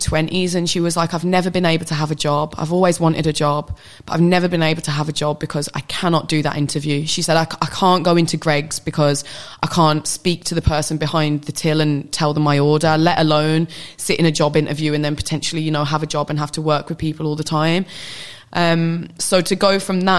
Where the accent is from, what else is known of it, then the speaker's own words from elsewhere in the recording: United Kingdom; who's grown up in the UK